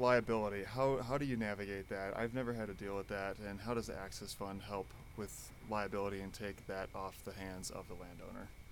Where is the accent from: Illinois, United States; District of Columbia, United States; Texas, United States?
Illinois, United States; Chicago; I'm from Chicago